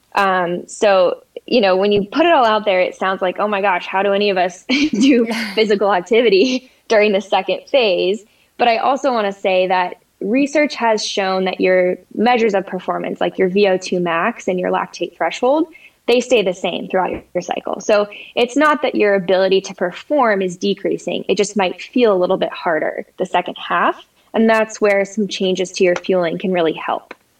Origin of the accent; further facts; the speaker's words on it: Colorado, United States; also born or lived in San Diego, California; I grew up in Colorado